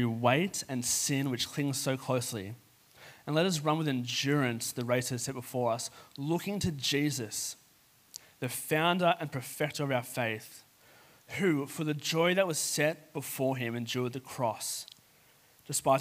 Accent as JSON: {"language": "English", "area": "Sutherland Shire", "region": "New South Wales", "country": "Australia", "tie": "born or raised there", "said": "I grew up in the Southern Shire, right near the National Park or the South Coast."}